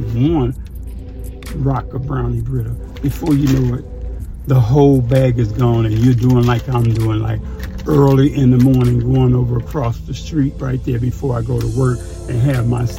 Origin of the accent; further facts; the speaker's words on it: Chicago, Illinois, United States; moved away; I'm from the South Side.